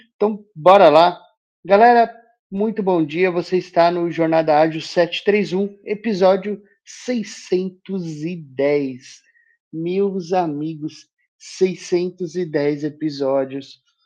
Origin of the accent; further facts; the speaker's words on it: Brazil; Nós somos obrigados, enquanto brasileiros, a ir votar